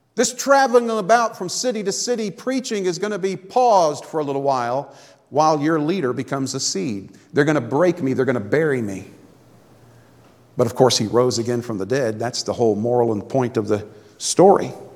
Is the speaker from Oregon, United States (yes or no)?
no; Florida, United States; moved away; I grew up in Florida